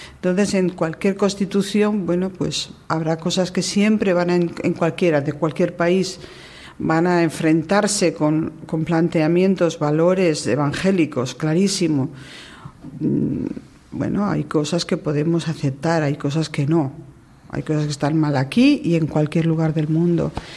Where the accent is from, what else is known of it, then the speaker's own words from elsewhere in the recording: Valencian Community, Spain; moved away as an adult; now in Cuba; Yo soy española, soy valenciana, me ha marcado la fiesta, la cultura, la historia, todo me ha marcado